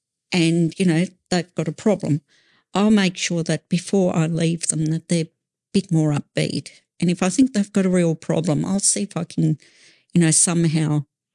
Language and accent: English; Australia; We are Australian citizens first and foremost.